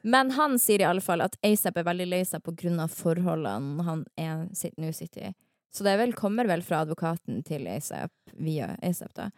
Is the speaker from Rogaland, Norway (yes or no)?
no; Harstad, Troms, Norway; now in Oslo, Norway; jeg er fra Harstad i sjelen min.